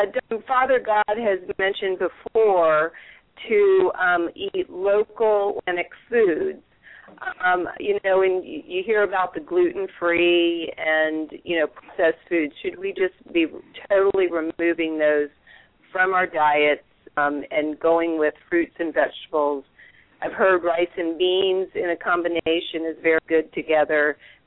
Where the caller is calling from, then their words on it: Herndon, Virginia, United States; I'm calling from Herndon, Virginia.